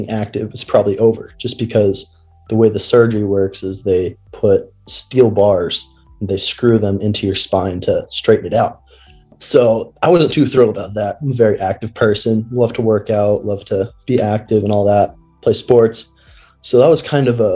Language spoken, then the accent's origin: English; Washington, United States; moved away; I grew up in Washington with Tyler